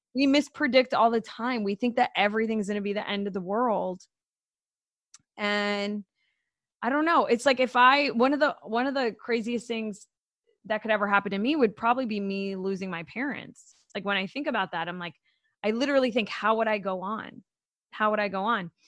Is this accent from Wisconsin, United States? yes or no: no; Florida, United States; I'm from Florida